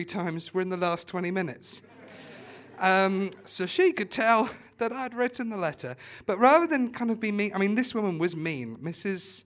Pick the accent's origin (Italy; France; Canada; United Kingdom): United Kingdom; Watford, East of England; I'm from Watford